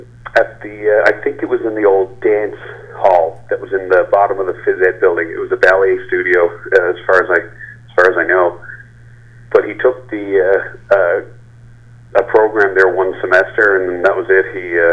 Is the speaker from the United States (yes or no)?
no; Spaniard's Bay, Newfoundland and Labrador, Canada; now in St. John's, Canada; My father opened up in Spaniards Bay in 1978, and that's my hometown.